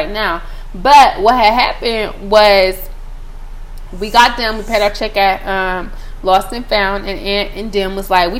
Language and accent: English; Sacramento, California, United States; I'm from Sacramento